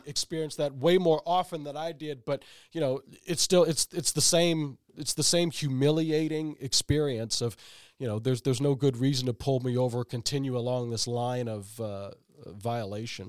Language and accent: English; St. Louis, Missouri, United States; moved away; I'm originally from Saint Louis, Missouri